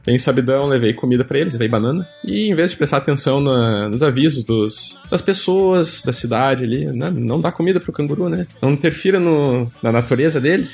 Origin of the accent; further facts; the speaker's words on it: Gaúcho, Rio Grande do Sul, Brazil; moved away as an adult; now in Sydney, Australia; eu sou gaúcho